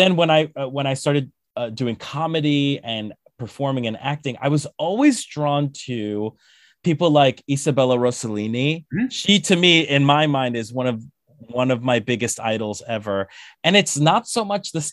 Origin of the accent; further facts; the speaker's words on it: Colombia; moved away; I'm from Colombia. I'm from South America